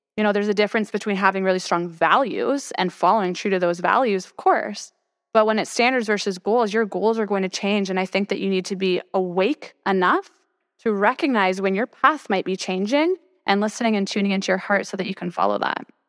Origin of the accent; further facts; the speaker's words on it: Toronto, Ontario, Canada; moved away as an adult; now in Austin, United States; I'm from Toronto.